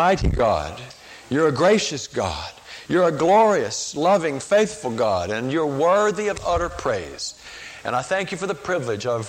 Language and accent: English; Chapel Hill, North Carolina, United States; I grew up in Chapel Hill